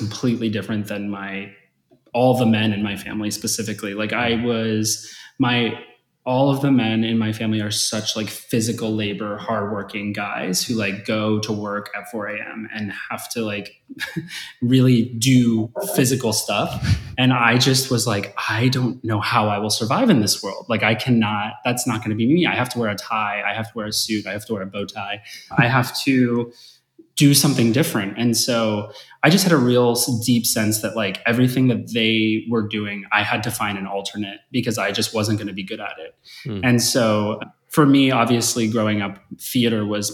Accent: Simi Valley, California, United States; moved away as an adult; now in Los Angeles, United States; I grew up in Simi Valley, California, which is about, 35, 40 minutes north

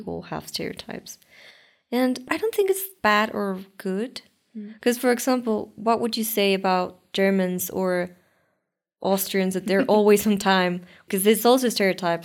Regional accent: Mexico

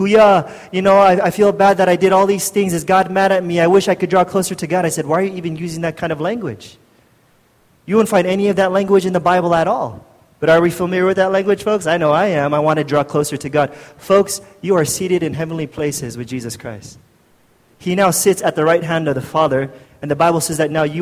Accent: United States; moved away as an adult; now in Philippines; I'm from the States, and I moved here when I was 20-something years old

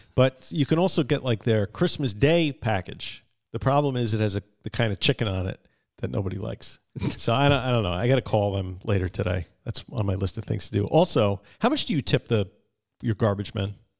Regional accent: Long Island, New York, United States; I'm from Long Island

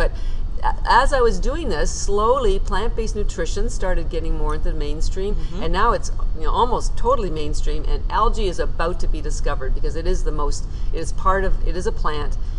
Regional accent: Canada; moved away as an adult; now in Boston, United States

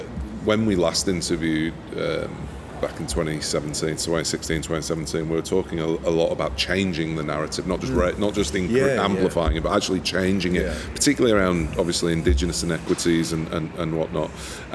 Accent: England, United Kingdom; moved away as an adult; now in Australia; as an English person who came here

